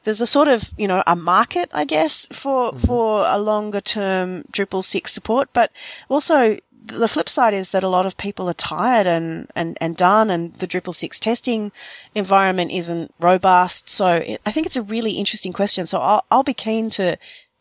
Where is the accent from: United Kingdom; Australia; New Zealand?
Australia; Victoria; also born or lived in Melbourne, Australia; Victoria is my home state.